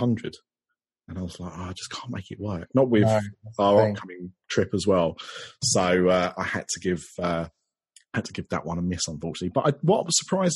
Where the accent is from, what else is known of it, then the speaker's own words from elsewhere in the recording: Barking, London, United Kingdom; now in Essex, United Kingdom; I was born in Barking. That's a London borough.